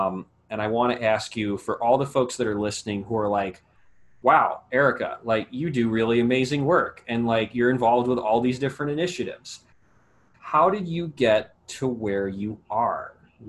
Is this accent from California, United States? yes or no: no; Northeast Ohio, United States; the tree where I grew up in Northeast Ohio, that and red maples. So at least for my quiet suburb